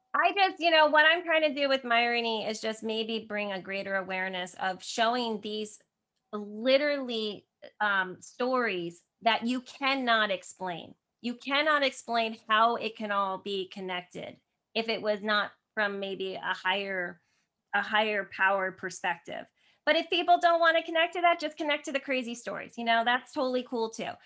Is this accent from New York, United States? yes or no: no; New Jersey, United States; I'm from New Jersey originally